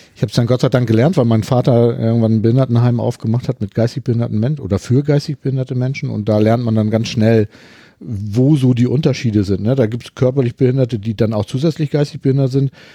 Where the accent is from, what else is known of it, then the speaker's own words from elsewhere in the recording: Hamburg, Germany; ich komme ja aus Hamburg